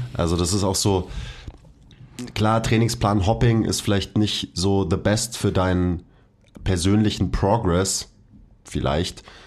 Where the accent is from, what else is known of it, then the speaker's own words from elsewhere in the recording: Bavaria, Germany; Ich bin nämlich ein echter Bayer